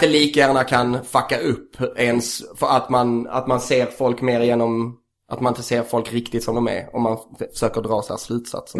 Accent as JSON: {"language": "Swedish", "region": "Skåne", "country": "Sweden", "said": "jag är från Skåne"}